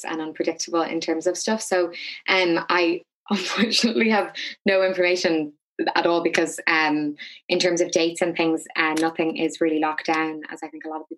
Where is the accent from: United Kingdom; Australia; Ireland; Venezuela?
Ireland; Dublin, Leinster; And I grew up in South Dublin, and it's a very, very particular culture